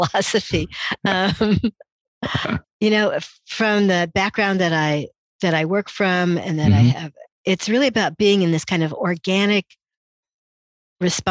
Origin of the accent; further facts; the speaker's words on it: Indianapolis, Indiana, United States; So I really felt like a stranger in a strange land in Indianapolis.